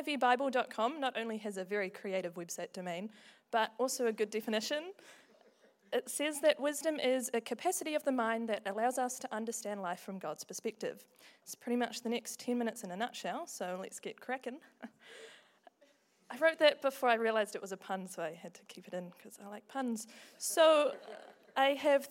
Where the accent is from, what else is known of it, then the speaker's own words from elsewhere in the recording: Invercargill, Southland, New Zealand; moved away as an adult; now in Dunedin, New Zealand; I grew up in Invercargill